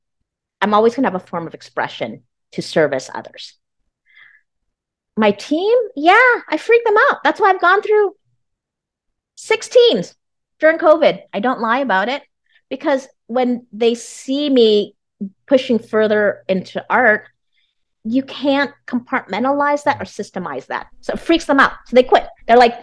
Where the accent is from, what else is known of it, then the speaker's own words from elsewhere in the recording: United States; I'm Vietnamese American.